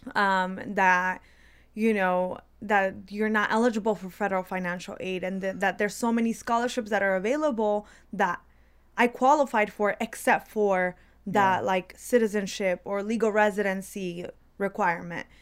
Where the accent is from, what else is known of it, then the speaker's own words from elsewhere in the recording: DeKalb County, Georgia, United States; English is a second language; I as a child entering into the third grade into the public school system in DeKalb County, I learned English really quickly